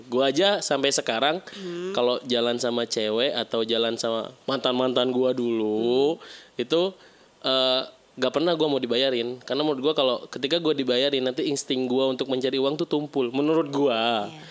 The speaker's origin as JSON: {"language": "Indonesian", "town": "Bekasi", "region": "West Java", "country": "Indonesia", "said": "gue juga orang Bekasi"}